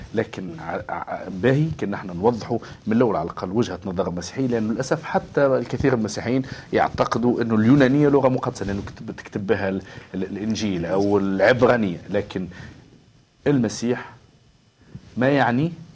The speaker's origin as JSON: {"language": "Arabic", "country": "Tunisia", "said": "انا من تونس"}